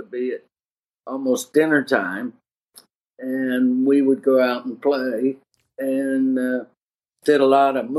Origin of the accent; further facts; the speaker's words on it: Kirkland, Washington, United States; started there in Kirkland and then moved to the adjacent city.